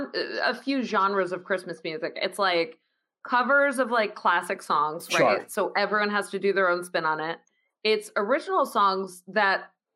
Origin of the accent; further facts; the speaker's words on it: Schenectady, New York, United States; I worked in an Italian bakery in my hometown of Schenectady, New York, when I was a teen.